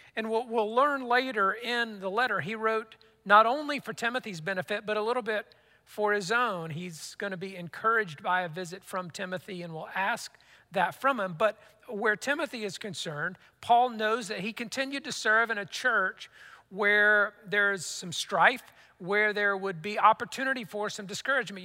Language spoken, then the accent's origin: English; United States; as American Christians